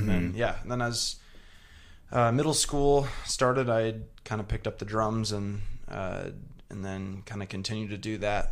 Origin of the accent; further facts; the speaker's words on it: Wauwatosa, Wisconsin, United States; I grew up in Wauwatosa, so just like 15, 20 minutes west of the city